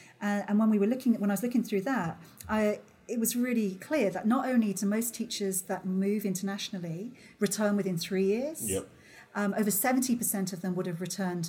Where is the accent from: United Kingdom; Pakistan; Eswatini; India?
United Kingdom; Wales; moved away; also born or lived in Netherlands; I'm Welsh